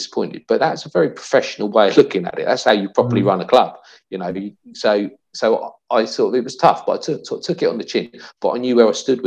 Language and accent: English; Langley, South East England, United Kingdom; also born or lived in Windsor; Although I was actually born in Windsor, I grew up in Langley